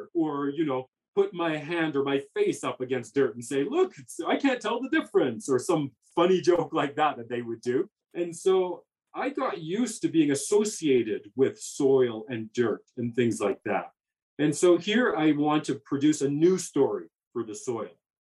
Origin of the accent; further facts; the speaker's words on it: Alberta, Canada; also born or lived in Calgary / Edmonton; I grew up in Alberta